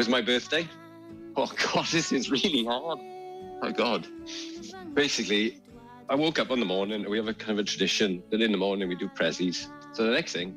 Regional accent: Wales, United Kingdom; now in Greystones, Ireland; I'm Welsh

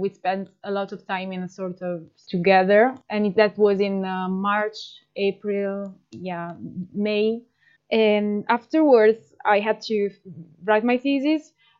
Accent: Italy; from Italy

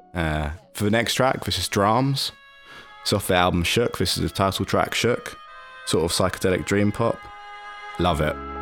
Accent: London, United Kingdom; I'm from London

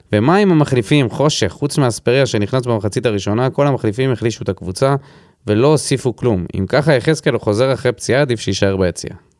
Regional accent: Beersheba, Southern District, Israel; גדלתי בבאר שבע

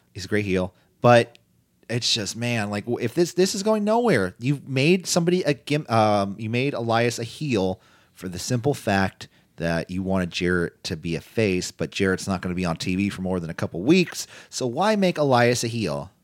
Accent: Pittsburgh, Pennsylvania, United States; I'm from Pittsburgh

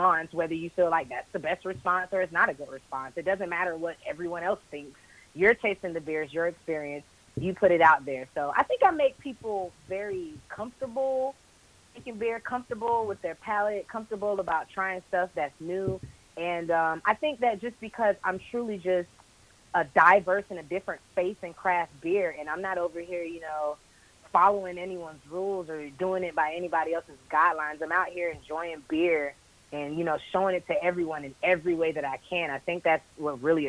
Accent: Jacksonville, Florida, United States; moved away as an adult; also born or lived in Tampa, Florida; now in Atlanta, United States; originally I'm from Jacksonville, Florida, born and raised.

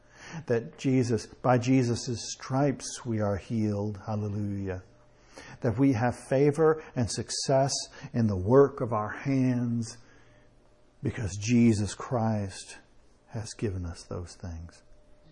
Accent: United States; I am an American

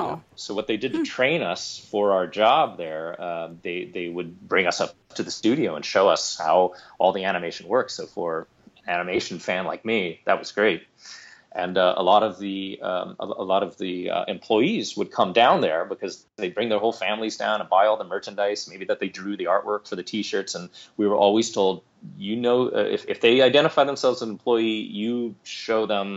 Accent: Santa Monica, California, United States; I grew up here in Southern California, specifically in Santa Monica, which is kind of the more the beach side of Los Angeles

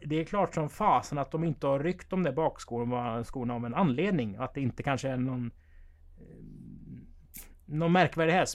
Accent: Strömstad, Västra Götaland, Sweden; vi är födda i Strömstad, där jag är född.

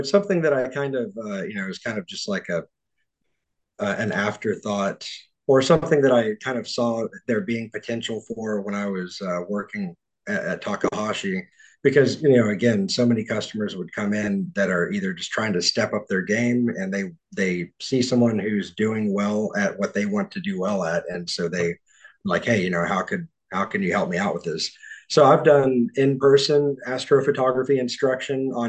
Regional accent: Texas, United States; I'm from yeah, I'm from Texas.

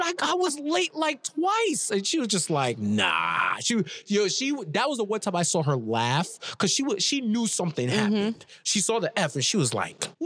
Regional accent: New York City, New York, United States; So I grew up in New York, in Queens, New York

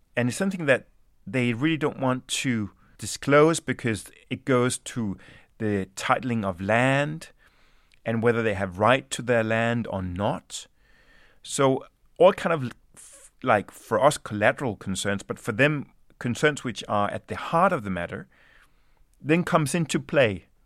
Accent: Denmark; also born or lived in Sweden; my mother is Swedish, and I was born in Sweden, and my, my father is Danish, and I grew up in Denmark.

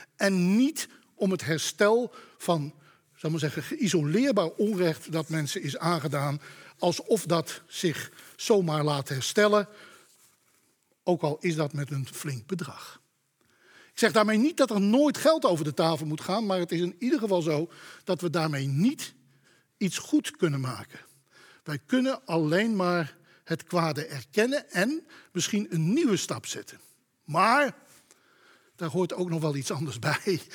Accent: Amsterdam, North Holland, Netherlands; Ik kom toevallig uit Amsterdam

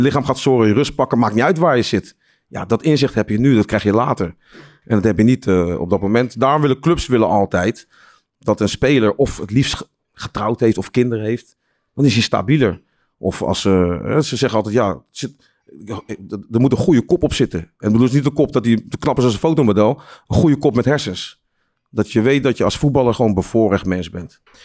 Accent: Leiden, South Holland, Netherlands; ik kom uit Leiden

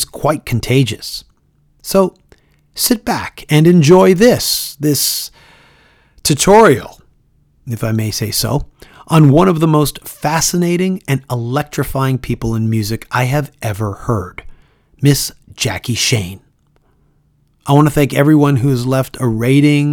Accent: Toronto, Ontario, Canada; Toronto, Ontario, Canada, my hometown

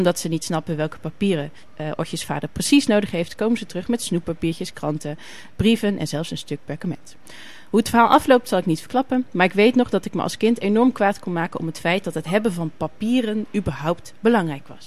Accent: Germany; born there; Ik ben namelijk geboren in Duitsland.

